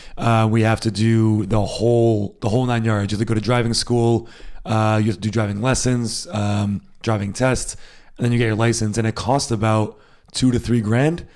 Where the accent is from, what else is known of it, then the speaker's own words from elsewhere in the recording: United States; now in Germany; I am American. I was born in the States. I grew up in the States